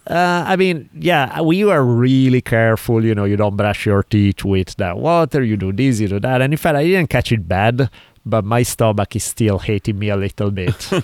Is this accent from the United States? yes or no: no; Italy; moved away; I grew up in Italy